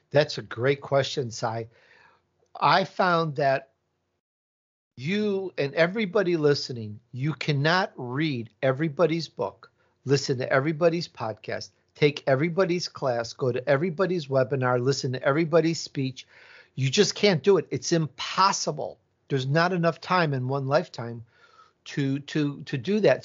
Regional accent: Chicago, Illinois, United States; accent: Midwest; also born or lived in Italy; now in California, United States; I was born in Italy, and I grew up in Chicago, so I have this Midwest accent, but most of my life I've been in California

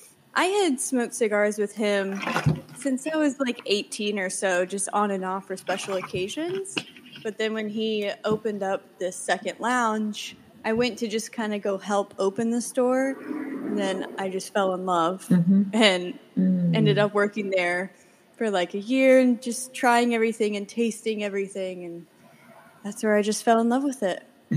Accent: Virginia, United States; moved away as an adult; now in New York City, United States; I'm from Virginia. I've just been in New York for like 2 years now.

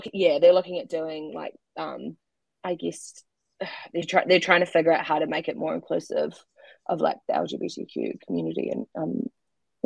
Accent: Christchurch, Canterbury, New Zealand; I'm from Christchurch

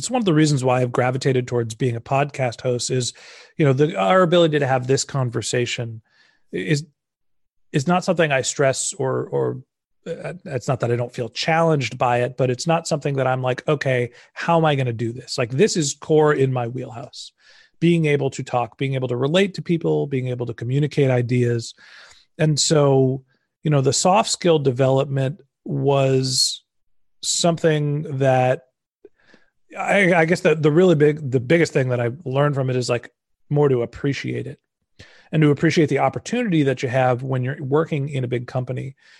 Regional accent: Silicon Valley, California, United States; I grew up in Silicon Valley

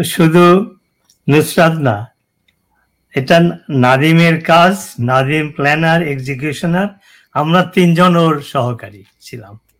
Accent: Bangladesh; moved away; আমাদের যে গ্রামটা আছে সেই গ্রামের দক্ষিণের দিকে আমাদের যাতায়াত ছিল

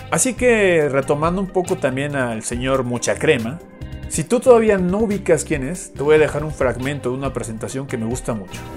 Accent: Mérida, Yucatán, Mexico; accent: Yucatec; yo nací en Mérida, Yucatán, yo soy yucateco. Entonces yo tenía el acento yucateco que es bastante peculiar, muy arraigado.

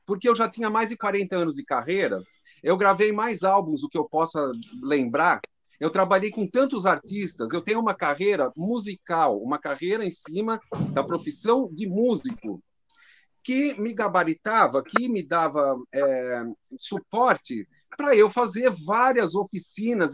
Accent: Brazil; Biblioteca da Lapa que é o bairro onde eu nasci

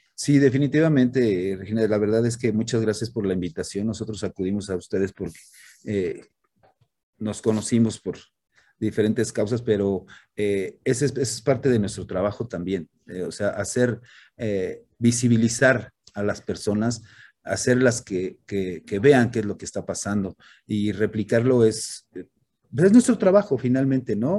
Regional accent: Mexico; soy, soy, soy mexicano, soy parte de esta cultura

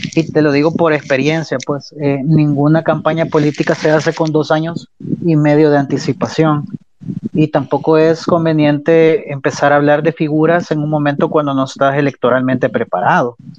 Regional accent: El Salvador; como salvadoreños y salvadoreñas que somos

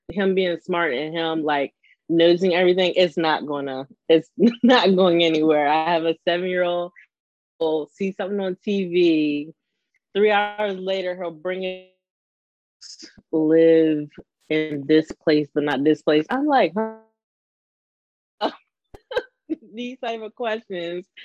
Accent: the South, United States; we're from the South

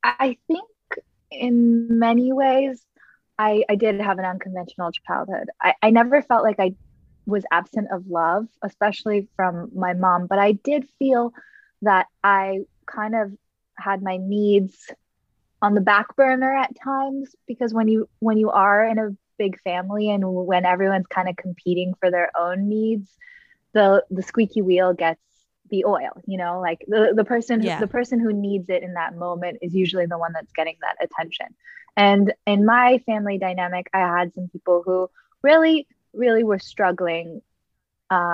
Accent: Los Angeles, California, United States; I grew up in Southern California, mostly the Santa Monica, Malibu, West Side part of Los Angeles

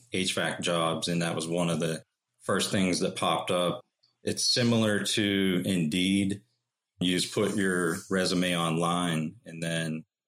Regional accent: Uniontown, Pennsylvania, United States; moved away as an adult; now in North Carolina, United States; I grew up in Uniontown, Pennsylvania, and I grew up in a home that was built in the early 1900s

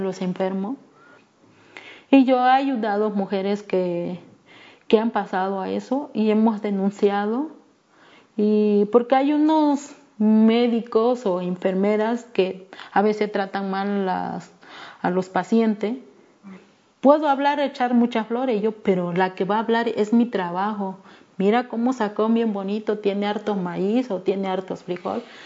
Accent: Ayutla de los Libres, Guerrero, Mexico; first language Me'phaa; Spanish is a second language; soy del estado de Guerrero, mi comunidad se llama Barranca Guadalupe, del municipio de Ayutla de los Libres

